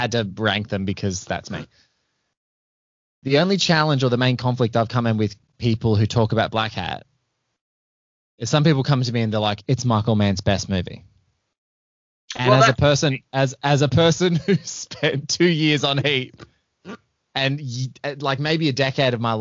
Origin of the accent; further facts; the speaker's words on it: Australia; as an Aussie